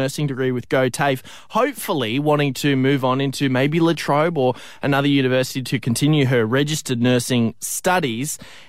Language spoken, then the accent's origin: English; Coffs Harbour, New South Wales, Australia; moved away; in my hometown of Coffs Harbour up in New South Wales